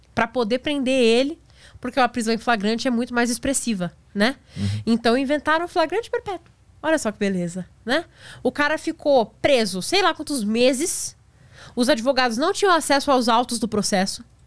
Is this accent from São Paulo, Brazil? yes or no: yes; Praia Grande, São Paulo, Brazil; eu sou da Praia Grande, ali do lado